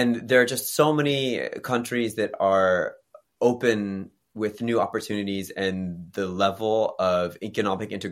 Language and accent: English; United States; now in South Korea; my home country in the United States